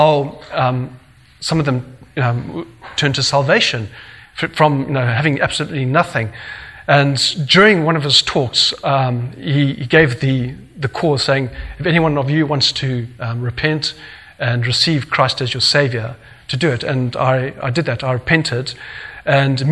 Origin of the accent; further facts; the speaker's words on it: Zimbabwe; I grew up in Zimbabwe, in Southern Africa